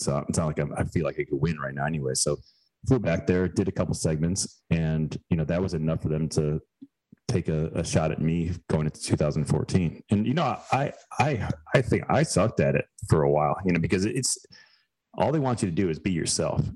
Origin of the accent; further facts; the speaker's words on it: Chicago suburbs, Illinois, United States; moved away as an adult; also born or lived in Girona, Spain; now in Greenville, United States; we moved back to where my wife and I uh, both grew up in Chicago burbs